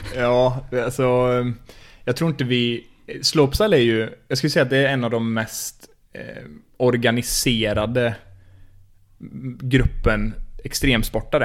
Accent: Skövde, Västra Götaland, Sweden; Jag är uppvuxen i Skövde, eller i Stöpen

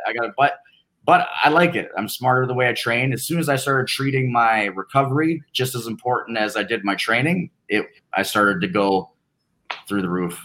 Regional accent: Canada; being Canadian

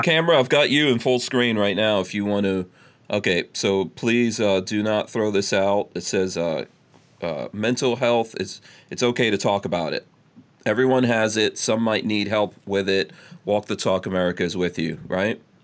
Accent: New York City, New York, United States; I grew I grew up in New York City

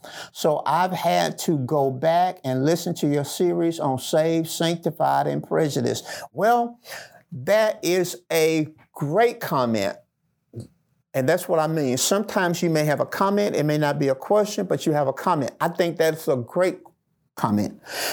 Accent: the South, United States; I grew up in the Black Belt where Jim Crow laws were still being practiced. My grandparents were sharecroppers. Picking cotton was a way of life for us.

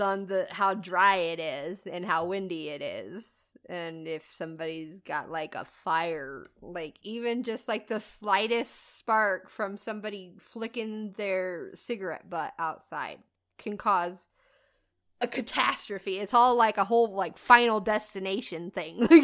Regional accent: Midwest, United States; moved away; I'm from the Midwest

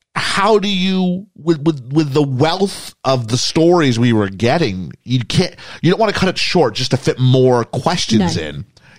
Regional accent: Canada; accent: Canadian; now in United Kingdom; My accent betrays me. I have a Canadian accent, but yeah, we are in the UK.

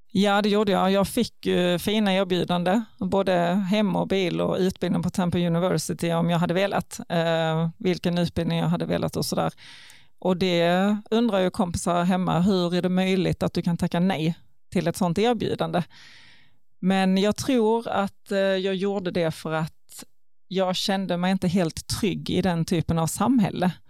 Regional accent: Ljungbyhed, Skåne, Sweden; also born or lived in Karlskrona / Ängelholm; jag är faktiskt född i Karlskrona, men flyttade till Ljungbyhed när jag var ett och där har jag gått hela grundskolan och växte ju bokstavligen upp i Ljungbyheds idrottshall

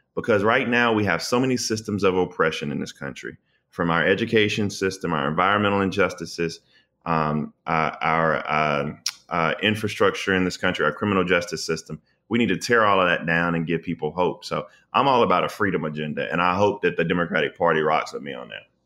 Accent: South Carolina, United States; I'm from the South. I'm from South Carolina

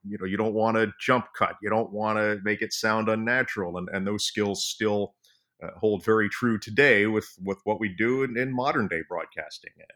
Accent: Florida, United States; moved away as an adult; also born or lived in Long Island, New York; I grew up in Florida

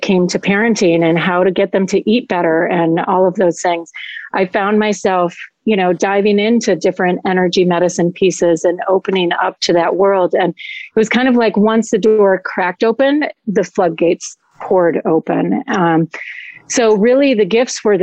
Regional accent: Madison, Wisconsin, United States; moved away as an adult; also born or lived in Colorado; now in Florida, United States; I grew up in Madison, Wisconsin. So I'm a Midwestern girl at heart

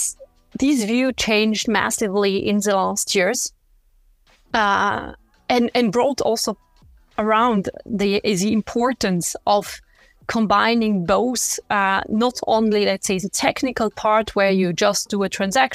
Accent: French part of Switzerland, Romandy, Switzerland; first language French; English is a second language; moved away as an adult; I grew up in the French part of Switzerland, but I started my career in the German part

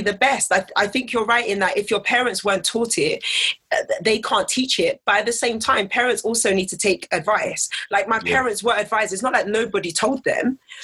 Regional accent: England, United Kingdom; I was born and raised in England

